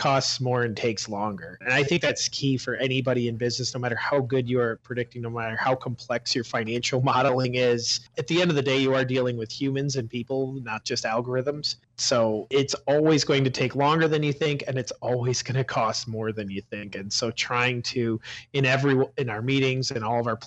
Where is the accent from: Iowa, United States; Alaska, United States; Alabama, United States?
Iowa, United States; Marion; I am originally from Marion, Iowa, Cedar Rapids area